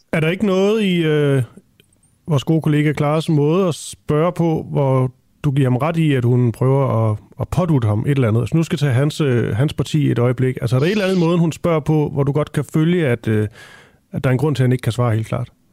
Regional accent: Funen, Southern Denmark, Denmark; jeg er fra Fyn

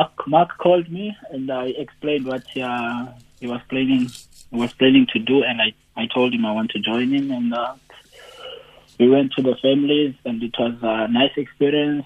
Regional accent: Cape Town, Western Cape, South Africa; moved away as an adult; also born or lived in Belgium; now in Iran; we're both from Khayelitsha.

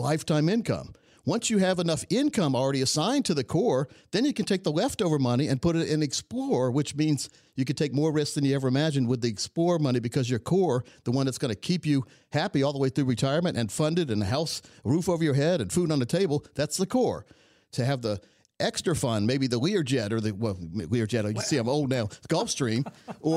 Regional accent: Laurinburg, North Carolina, United States; born or raised there

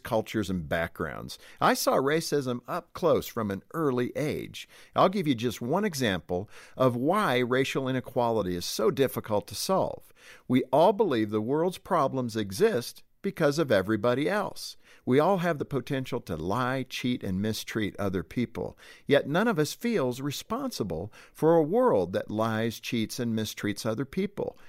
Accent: Compton, California, United States; I grew up in Compton, California

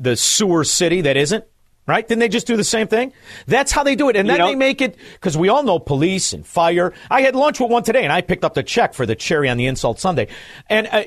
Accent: Melrose Park, Illinois, United States; also born or lived in Chicago; I'm from Melrose Park

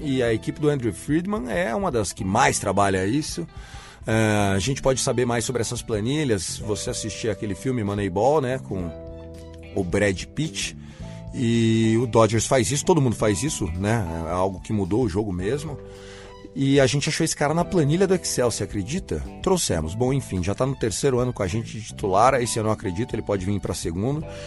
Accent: interior of São Paulo, Brazil; sou do interior de São Paulo

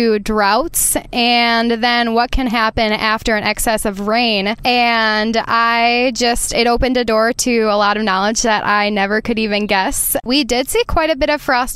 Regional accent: Lake Mills, Wisconsin, United States; Lake Mills, Wisconsin, which is my hometown

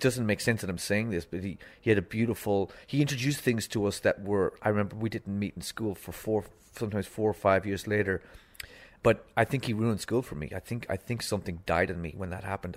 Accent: Donegal, Ulster, Ireland; also born or lived in Limerick; I lived twenty miles from the border, from Derry City

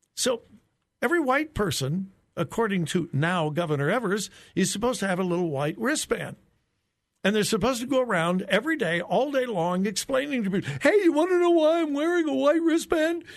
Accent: Southern California, United States; moved away; I grew up in Southern California

